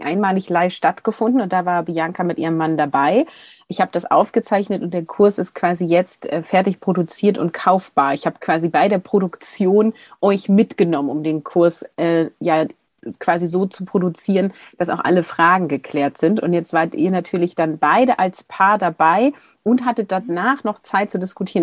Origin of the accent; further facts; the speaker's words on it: Hamburg, Germany; now in Bremen area, Germany; dass ich geborene Hamburgerin bin